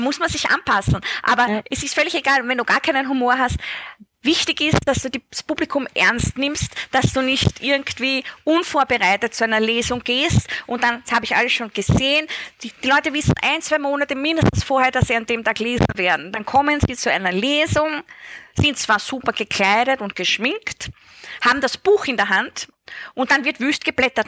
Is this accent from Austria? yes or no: yes; Styria, Austria; in der Steiermark, da wo ich aufgewachsen bin.